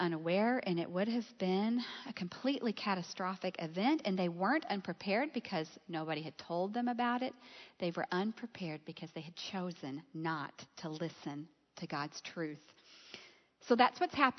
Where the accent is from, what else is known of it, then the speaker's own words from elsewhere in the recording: Gulf Coast, south of Houston, Texas, United States; I grew up on the Gulf Coast, south of Houston